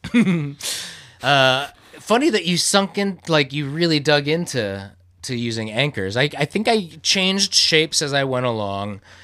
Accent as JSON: {"language": "English", "region": "Iowa", "country": "United States", "tie": "born or raised there", "said": "we grew up in towns in Iowa"}